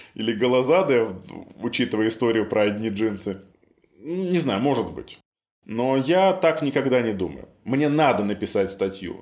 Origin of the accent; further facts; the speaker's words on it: Minsk, Belarus; Я вырос на Ангарской, в северном поселке